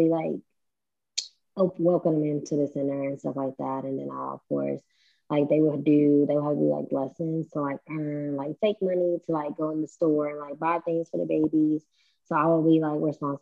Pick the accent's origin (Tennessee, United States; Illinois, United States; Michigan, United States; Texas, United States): Tennessee, United States; West; moved away as an adult; So I'm not from the Middle Tennessee area. I'm actually from the West Tennessee area. So I was able to collaborate with my mom back home